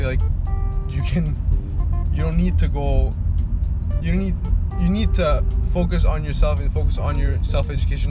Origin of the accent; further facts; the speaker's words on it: Venezuela; moved away; my country, my home country, Venezuela